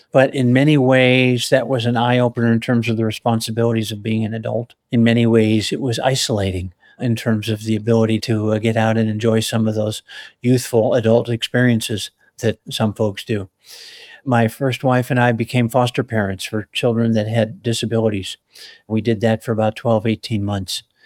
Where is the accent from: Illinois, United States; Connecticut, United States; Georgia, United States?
Illinois, United States; Chicago; moved away as an adult; also born or lived in Colorado; I was born and raised in the Chicago area